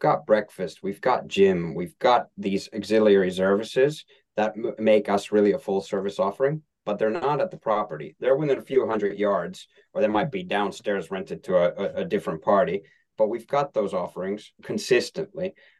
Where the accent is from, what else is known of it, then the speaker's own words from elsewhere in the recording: Helsinki, Uusimaa, Finland; English is a second language; moved away; And I'm from Helsinki, Finland, lived in five countries, but that's my hometown.